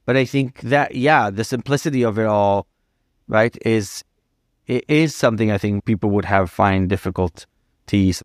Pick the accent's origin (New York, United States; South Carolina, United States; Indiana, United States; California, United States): New York, United States; also born or lived in Los Angeles; as a New Yorker